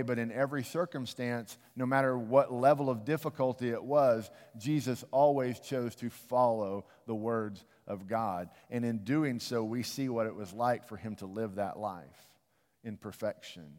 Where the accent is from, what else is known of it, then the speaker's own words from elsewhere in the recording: United States; I love my country